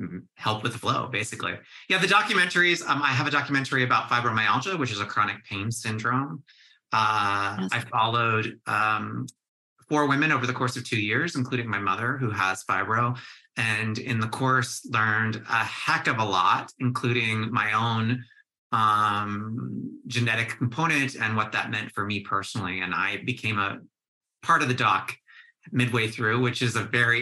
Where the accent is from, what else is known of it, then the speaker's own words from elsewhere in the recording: Michigan, United States; I grew up in Michigan